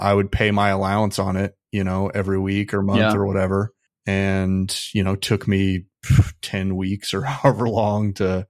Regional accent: Midwest, United States; Well, I grew up in the Midwest, so conservatism is pretty dominant there, yeah, at least where I was.

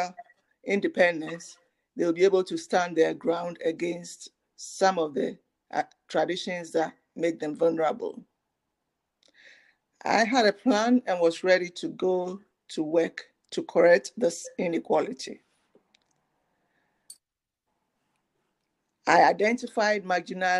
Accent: Ghana; My experience is growing up in Ghana

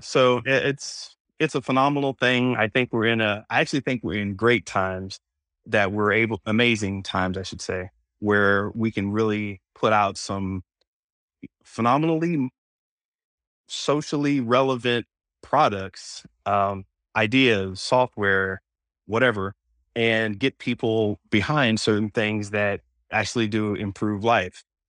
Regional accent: Florida, United States; moved away; also born or lived in Oceanside; I grew up in Florida, so we say certain things certain ways

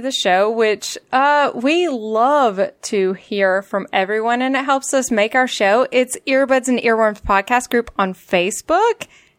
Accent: Minnesota, United States; … was in the legendary indie band … from my home state of Minnesota

